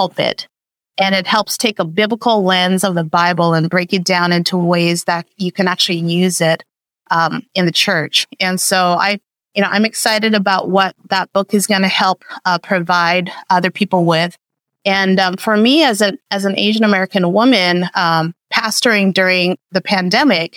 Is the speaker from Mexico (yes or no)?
no; Vancouver, British Columbia, Canada; moved away as an adult; also born or lived in Busan, South Korea / Seattle, Washington; now in Riverside, United States; I was born in Busan, South Korea, to Buddhist parents. And we immigrated to Vancouver, Canada